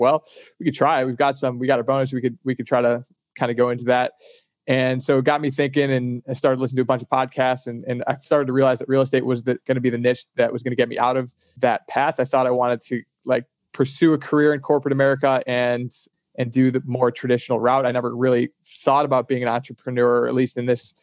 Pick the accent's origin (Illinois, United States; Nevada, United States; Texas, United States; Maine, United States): Illinois, United States; Chicago; moved away; also born or lived in Boston; I was out in Boston and I was from Chicago.